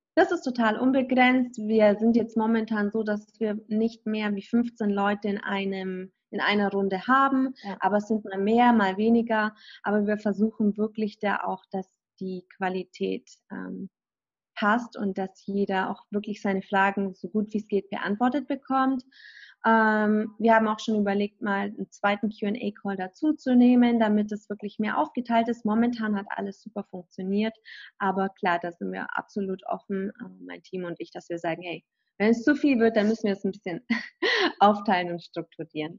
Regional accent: Kaufbeuren, Bavaria, Germany; moved away as an adult; now in Los Angeles, United States; ich komme ja aus Kaufbeuren, aber der ursprüngliche Ort in Kaufbeuren gibt es mal ein kleines Dorf und da bin ich aufgewachsen, in Hirschzell mit 2100 Einwohnern

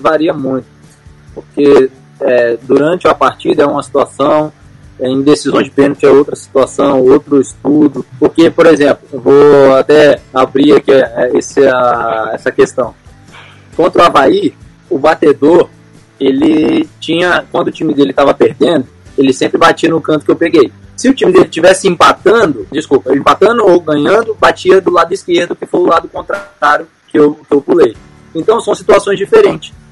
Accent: Linhares, Espírito Santo, Brazil; also born or lived in Serra, Espírito Santo; nasci na Serra, mas em 2002 vim morar em Linhares

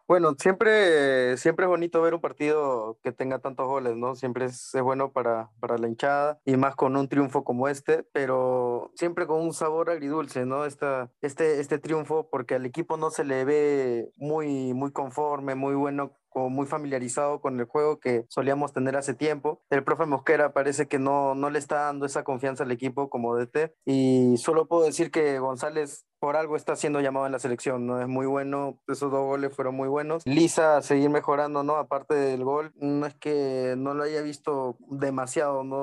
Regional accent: Peru; como peruano, como peruano que soy

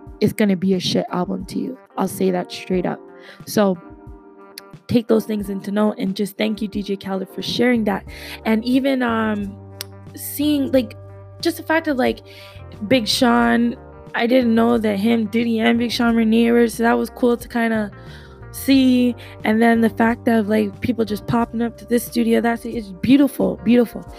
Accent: Jamaica; my home country in Jamaica

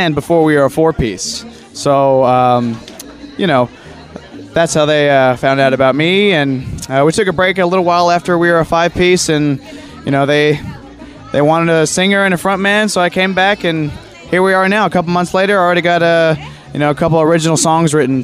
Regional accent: Conway, Arkansas, United States; I've been in Conway, Arkansas my whole life

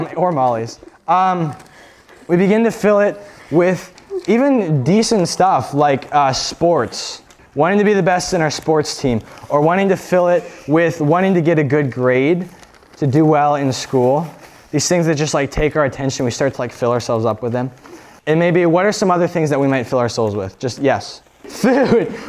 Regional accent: Erie, Pennsylvania, United States; I was born in Erie, Pennsylvania

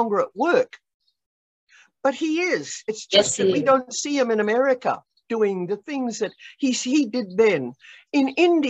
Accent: Australia; moved away as an adult; I must say it was a culture shock, even though I came from Australia.

